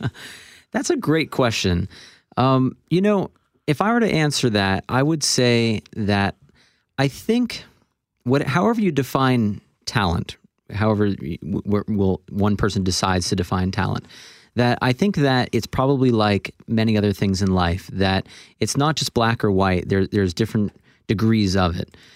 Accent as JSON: {"language": "English", "region": "Florida", "country": "United States", "tie": "born or raised there", "also_born_or_lived": "Toronto, Canada / Boston", "said": "I was born in Toronto, but I moved to Florida in the United States when I was about four years old"}